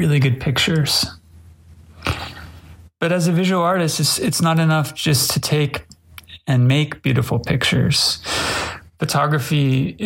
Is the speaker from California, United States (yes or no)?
yes; Los Angeles, California, United States; now in Kyoto, Japan; I'm a photographer from Los Angeles, California, living in Kyoto, Japan